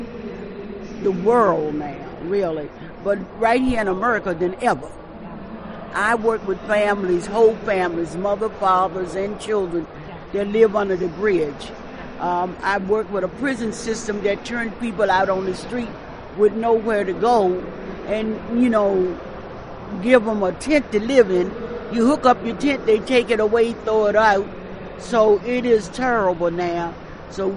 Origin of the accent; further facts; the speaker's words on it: Baltimore, Maryland, United States; I'm from Baltimore, Maryland